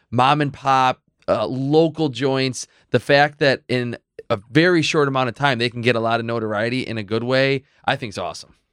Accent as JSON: {"language": "English", "town": "Medina", "region": "New York", "country": "United States", "tie": "born or raised there", "also_born_or_lived": "North Tonawanda", "said": "I grew up in Medina. I still live in Medina"}